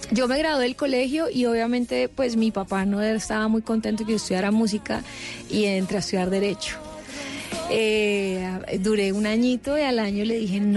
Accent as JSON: {"language": "Spanish", "town": "Cali", "region": "Valle del Cauca", "country": "Colombia", "said": "Yo soy de Cali."}